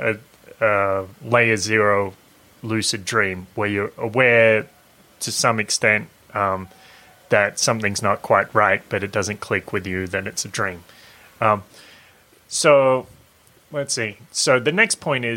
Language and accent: English; Lorne, Victoria, Australia; I'm in my hometown. I'm in Lorne